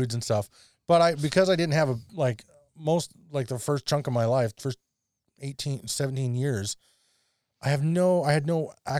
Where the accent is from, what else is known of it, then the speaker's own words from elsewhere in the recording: Canada; Live in Canada, you dork. And then I was unprepared for the spice level. As a Canadian kid who'd lived on